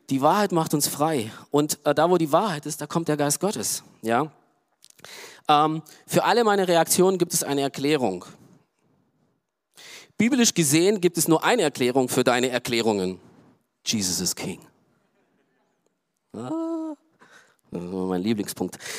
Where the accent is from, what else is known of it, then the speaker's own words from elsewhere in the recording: Romania; Ich komme zum Beispiel aus Rumänien, okay? So, Rumänien, äh, ja, auch kommunistisch geprägt und auch arm und wirtschaftlich